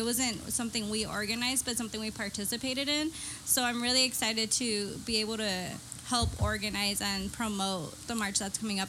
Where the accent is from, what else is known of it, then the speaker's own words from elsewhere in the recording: Mexico; now in San Diego, United States; I'm from Mexico.